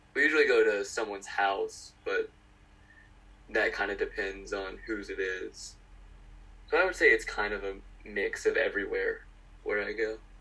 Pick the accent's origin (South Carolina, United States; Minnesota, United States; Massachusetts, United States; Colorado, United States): South Carolina, United States; North Augusta; I'm from North Augusta, South Carolina